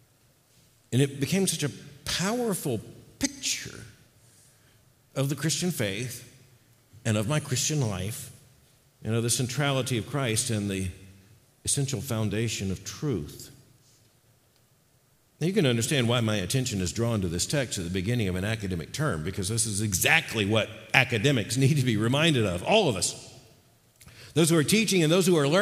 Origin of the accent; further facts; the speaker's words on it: Florida, United States; I grew up in Florida